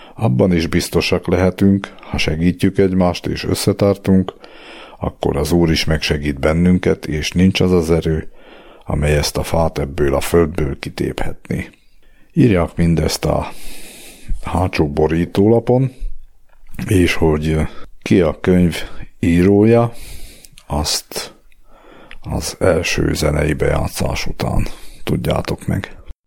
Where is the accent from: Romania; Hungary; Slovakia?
Slovakia; Dolné Saliby, Trnava Region; also born or lived in Bratislava; now in Rimavská Sobota, Slovakia; Egy mácsosföldi faluban alsó szenében nevelkedtem